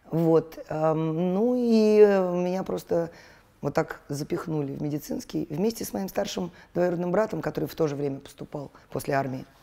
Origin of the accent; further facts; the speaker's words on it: Moscow, Russia; Мы, э, я же родилась в Столешникове, но это была бывшая дворницкая, и мы жили в подвале.